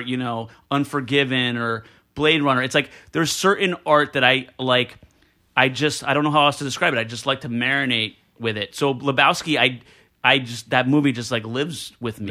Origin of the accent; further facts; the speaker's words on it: Elizabeth, New Jersey, United States; I grew up in Elizabeth, New Jersey